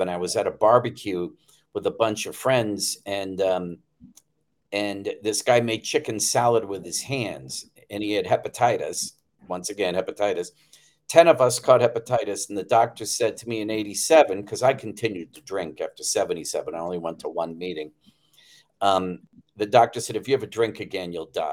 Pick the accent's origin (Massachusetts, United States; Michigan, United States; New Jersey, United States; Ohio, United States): Massachusetts, United States; Attleboro; the neighborhood I grew up in Attleboro, Massachusetts at the time